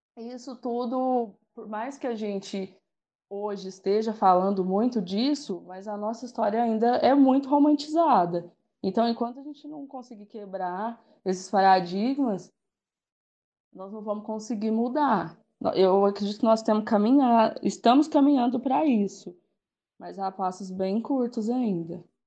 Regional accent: Guará, São Paulo, Brazil; moved away as an adult; now in Uberaba, Brazil; eu sou de Guará, mas atualmente moro em Uberaba

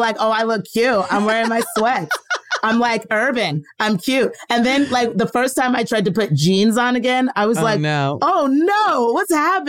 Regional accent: the South, United States; I'm from the South

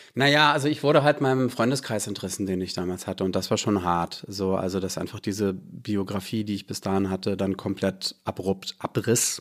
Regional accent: Bad Schwartau, Schleswig-Holstein, Germany; also born or lived in Hamburg; now in Berlin, Germany; ich bin gebürtiger Hamburger ja. und habe den Großteil meiner Kindheit und Jugend in Bad Schwartau verbracht, in Schleswig-Holstein

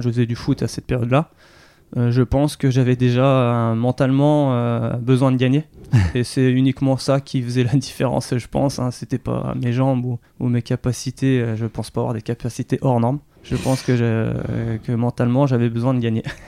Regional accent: Annecy, Auvergne-Rhône-Alpes, France; also born or lived in Mâcon; now in Saône-et-Loire, France; on s'est vite euh, séparés, expatriés du côté de Haute-Savoie. Euh, aux alentours d'Annecy. Euh, donc j'ai fait mon enfance, euh, scolarité

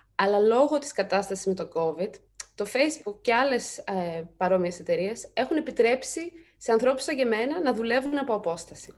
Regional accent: Greece; moved away as an adult; εγώ είμαι Ελληνίδα, εδώ μεγάλωσα

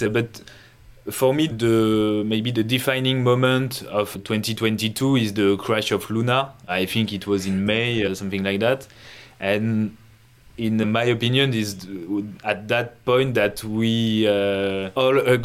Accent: France; English is a second language; from France

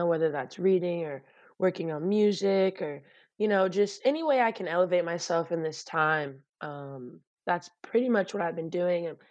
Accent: Torrance, California, United States; My hometown, actually. I'm in my bedroom in Torrance, California.

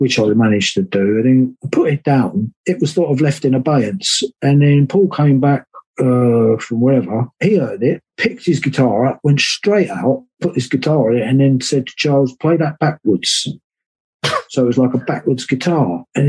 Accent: Wales, United Kingdom; we're Welsh

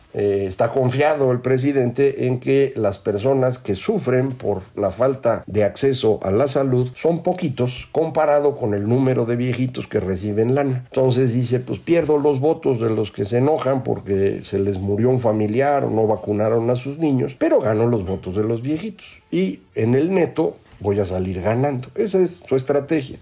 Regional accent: Mexico

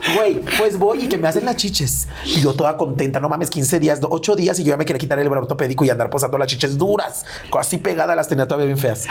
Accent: León, Guanajuato, Mexico

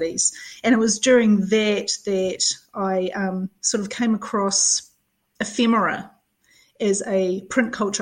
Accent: Christchurch, Canterbury, New Zealand; moved away as an adult; also born or lived in Dunedin; I grew up in Christchurch. I came down to Dunedin

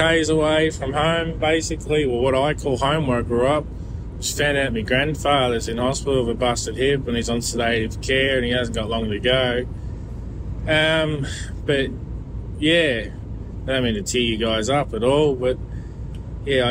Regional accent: Victoria, Australia; moved away as an adult; now in Germany; Originally a Mexican. I'm from Victoria.

